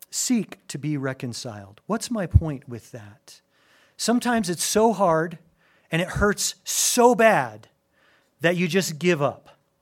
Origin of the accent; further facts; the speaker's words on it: Albuquerque, New Mexico, United States; also born or lived in Gary, Indiana; my dad for whatever reason, was led to move our family when I was a newborn from Gary, Indiana, right outside Chicago to Albuquerque, New Mexico.